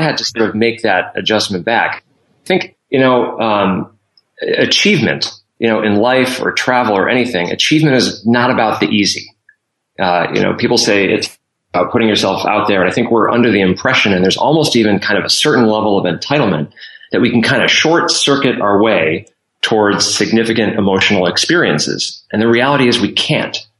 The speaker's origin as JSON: {"language": "English", "town": "Scranton", "region": "Pennsylvania", "country": "United States", "tie": "born or raised there", "said": "Scranton, Pennsylvania."}